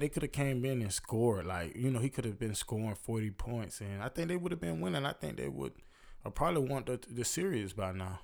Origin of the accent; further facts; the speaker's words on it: Florida, United States; I'm from Florida